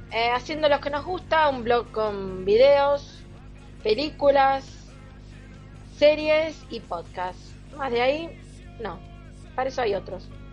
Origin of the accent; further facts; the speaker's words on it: Argentina; soy todavía más argentina